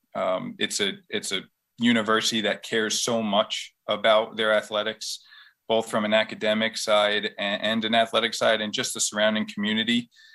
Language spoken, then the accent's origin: English; West Islip, New York, United States; growing up in West Islip, it was a very prideful community